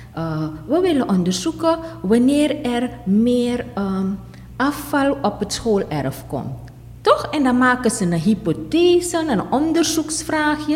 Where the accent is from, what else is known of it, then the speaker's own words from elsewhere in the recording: Suriname; onze Surinaamse dingen